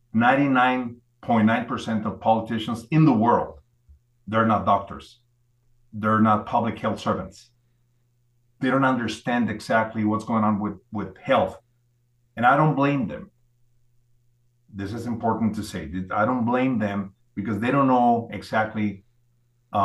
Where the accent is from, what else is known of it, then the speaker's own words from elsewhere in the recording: Mexico; I'm a Mexican doctor. I was born and raised in Mexico